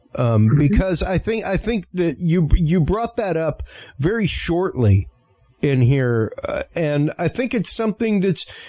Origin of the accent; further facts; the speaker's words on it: Cajun, Louisiana, United States; I'm Cajun in my upbringing